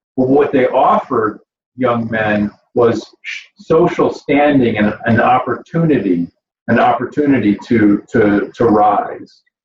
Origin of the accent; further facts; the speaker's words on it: Grand Blanc, Michigan, United States; moved away; also born or lived in Flint, Michigan; I was born in Flint, Michigan, right? Born in Flint in McLaren Hospital. I grew up in Grand Blanc